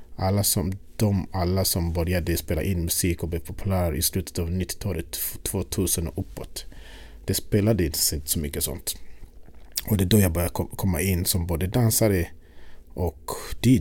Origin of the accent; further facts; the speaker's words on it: Uganda; also born or lived in Sweden; now in Stockholm, Sweden; Jag är född i Uganda. Och eh, när jag växte upp på något sätt det var musiken som drog allt